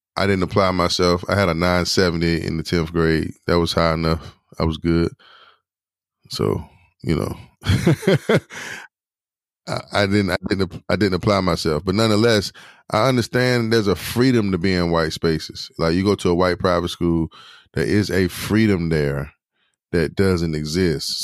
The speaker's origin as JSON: {"language": "English", "town": "Durham", "region": "North Carolina", "country": "United States", "said": "I'm from Durham"}